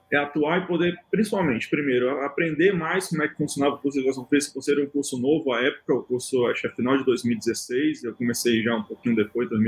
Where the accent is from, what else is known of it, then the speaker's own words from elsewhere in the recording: Brazil; já é tão longe que a gente é do Brasil.